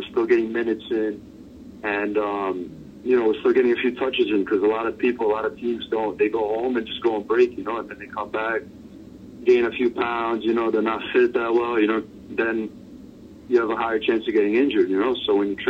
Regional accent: New York City, New York, United States; I'm from New York City.

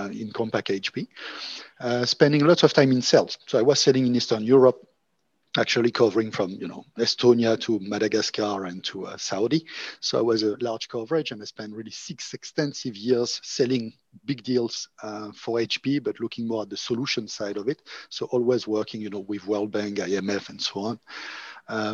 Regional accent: Monaco; moved away; also born or lived in France / Oxford / Berlin; I'm originally from Monaco

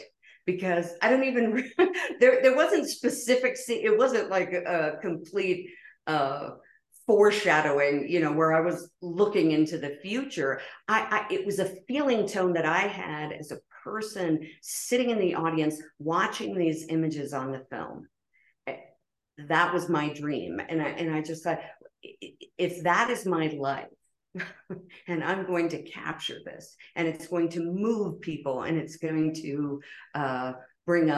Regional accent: Pennsylvania, United States; moved away as an adult; the small town, humble beginnings where I grew up in Pennsylvania

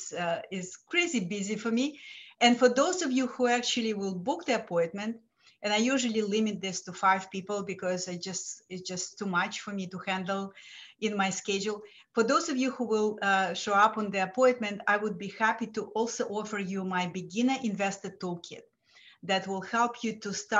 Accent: Lithuania; English is a second language; moved away as an adult; now in United States; I'm a first generation immigrant from Lithuania

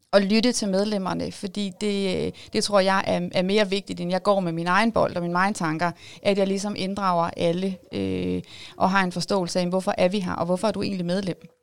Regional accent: Jyderup, Zealand, Denmark; Jeg er jo øh, oprindeligt født og opvokset i Jyderup, så jeg er jo meget lokalkendt

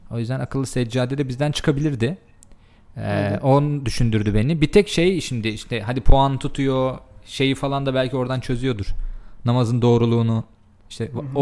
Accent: Konya, Turkey; e, ben Konyalıyım secca... arkadaşlar.

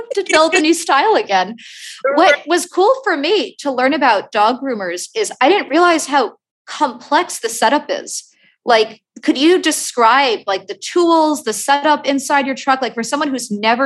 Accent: New York, United States; when I was growing up, I'm from New York, from Queens, and my babysitter when I was a kid

